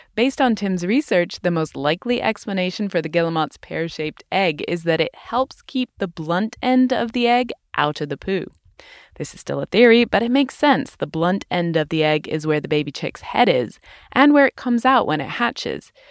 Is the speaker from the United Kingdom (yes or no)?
yes; United Kingdom; moved away; in my home country, the U K